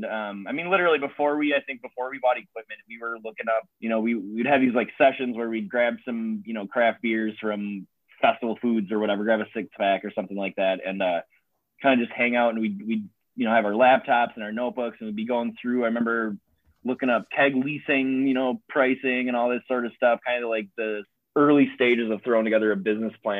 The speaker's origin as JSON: {"language": "English", "town": "Menasha", "region": "Wisconsin", "country": "United States", "moved": "as an adult", "lives_now": "Oshkosh, United States", "said": "I'm from Menasha originally, so just north of here"}